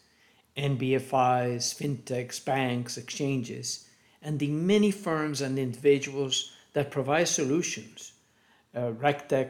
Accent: Colombia; moved away as an adult; also born or lived in Guatemala / United States / Cali, Colombia; I was born in Guatemala, raised in Colombia, and a migrant in the US for 3 decades

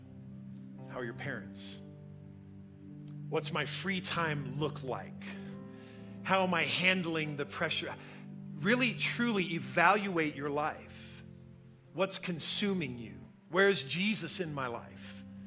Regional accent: United States; we are independent American Christians

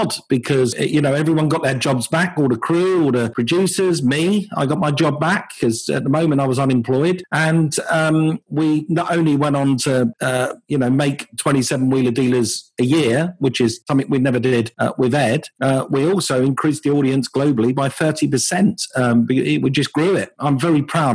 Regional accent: United Kingdom; also born or lived in Los Angeles, United States; We fly back to the UK. This is home. The UK is home

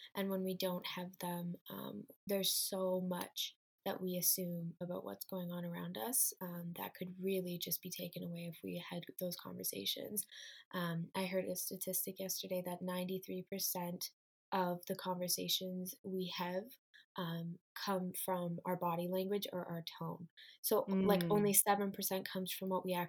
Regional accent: Waterloo, Ontario, Canada; I am from Waterloo, Ontario, Canada, and I am a 20-year-old student

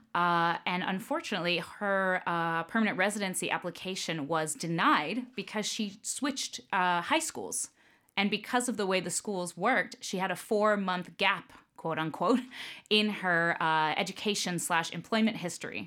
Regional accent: Tampa, Florida, United States; moved away; family's from New York, but I grew up, uh, in Florida, in Tampa.

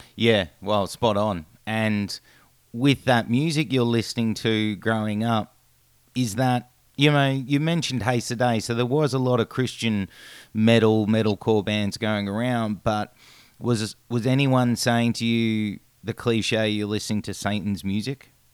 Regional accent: Australia; as an Australian

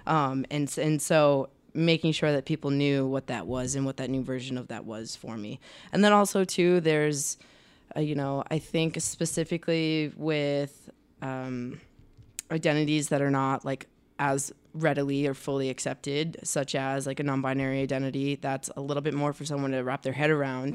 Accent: Rhode Island, United States; moved away as an adult; also born or lived in Boston; now in Los Angeles, United States; I grew up in Rhode Island.

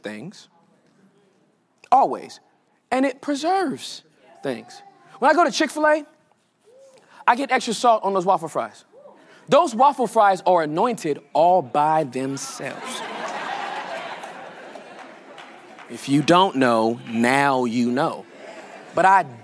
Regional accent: California, United States; I'm from California, born and raised

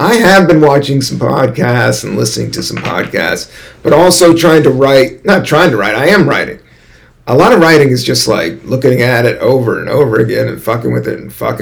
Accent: Washington, District of Columbia, United States; also born or lived in Virginia / California; now in New York City, United States; my home state, Washington, D.C. Not Virginia. I did live in Virginia for a minute.

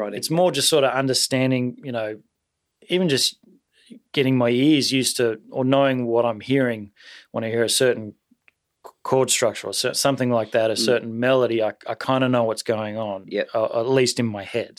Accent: Sydney, New South Wales, Australia; also born or lived in Taree; I was born in Taree, which is sort of, you know, northish New South Wales, you know. But been living in Sydney since I was six or seven. Mm-hmm. Yeah. So I guess I'm really a Sydney boy.

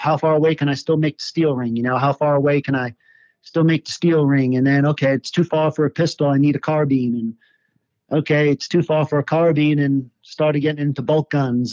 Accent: New York City, New York, United States; moved away as an adult; now in Colorado, United States; I grew up in uh, Staten Island, New York.

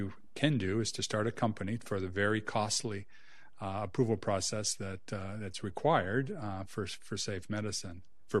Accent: Saskatchewan, Canada; So I'm Canadian. I grew up in Saskatchewan.

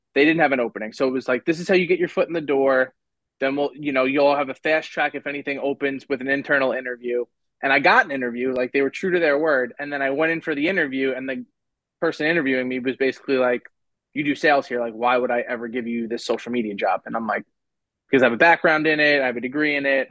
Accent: Long Island, New York, United States; I'm from Long Island, so I have to commute

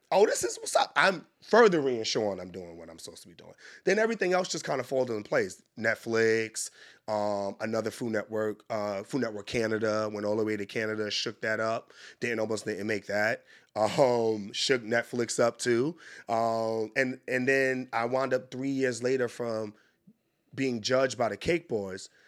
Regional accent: New York City, New York, United States; moved away as an adult; now in Washington, D.C., United States; I grew up in Harlem, New York, hustler.

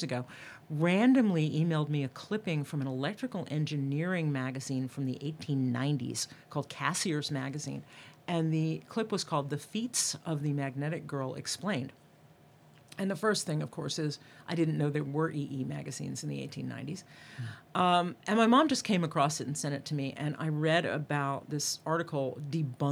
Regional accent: Atlanta, Georgia, United States; accent: Georgia; my Atlanta, my Georgia accent comes out

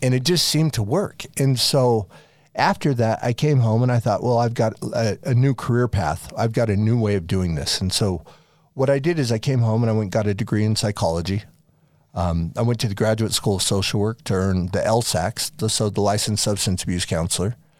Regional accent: Farmington, Utah, United States; also born or lived in France / Las Vegas, Nevada / East Coast; I grew up in Farmington, Utah, more or less, from the time I was eight. We lived in France for a couple years when I was younger

